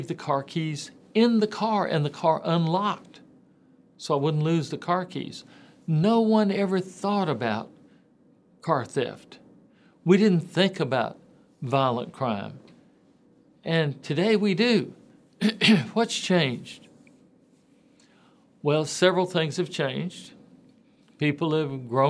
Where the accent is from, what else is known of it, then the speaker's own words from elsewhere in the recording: Memphis, Tennessee, United States; Growing up in Memphis area, you know, Tipton, Lauderdale, Shelby, Fayette County, I ran around a lot in the western Tennessee area